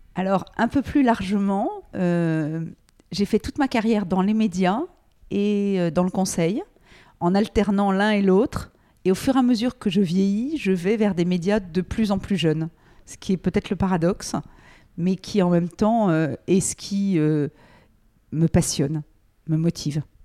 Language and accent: French; Paris, Île-de-France, France; moved away as an adult; also born or lived in United States; Je euh, suis née à Paris, euh, mes parents habitaient Paris